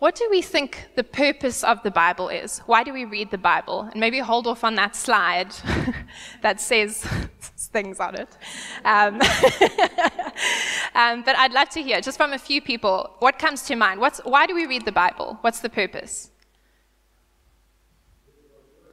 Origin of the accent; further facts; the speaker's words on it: South Africa; born or raised there; first language English